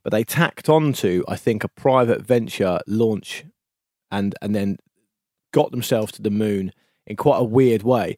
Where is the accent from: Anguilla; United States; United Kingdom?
United Kingdom; We're British.